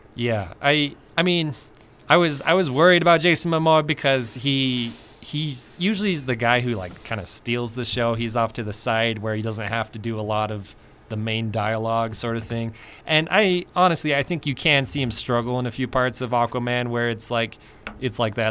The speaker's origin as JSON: {"language": "English", "region": "Utah", "country": "United States", "tie": "born or raised there", "also_born_or_lived": "California / Idaho", "moved": "yes", "said": "I grew up in Utah and then I moved to California"}